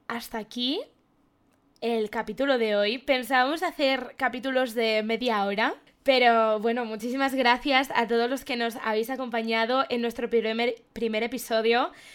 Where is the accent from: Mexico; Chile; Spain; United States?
Spain; León, Castile and León; Yo soy de León